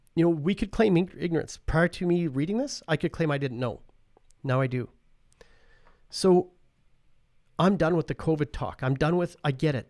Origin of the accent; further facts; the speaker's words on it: Paradise Hill, Saskatchewan, Canada; I'm from Paradise Hill